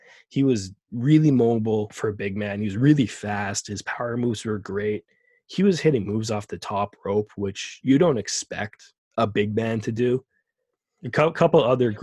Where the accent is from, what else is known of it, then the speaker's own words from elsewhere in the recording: Calgary, Alberta, Canada; When I was a kid growing up in Calgary